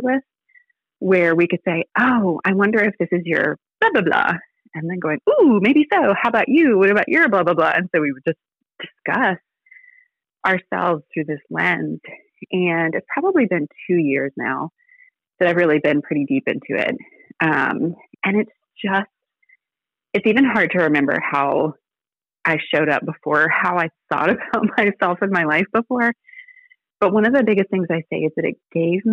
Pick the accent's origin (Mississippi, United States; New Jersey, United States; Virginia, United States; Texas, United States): Virginia, United States; now in Alabama, United States; I live in Alabama, but I was born in Virginia.